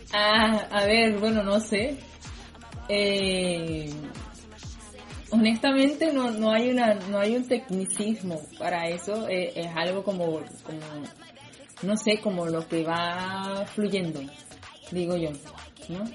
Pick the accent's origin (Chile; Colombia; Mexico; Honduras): Colombia; Colombian Caribbean coast; also born or lived in Bosconia, Cesar; yo soy de la costa caribe colombiana